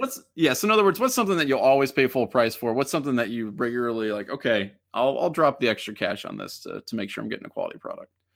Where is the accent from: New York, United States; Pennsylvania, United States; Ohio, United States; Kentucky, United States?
Ohio, United States; Middletown; I'm from Middletown. I'm from, like, twenty minutes away from, uh, uh, Miami Oxford's campus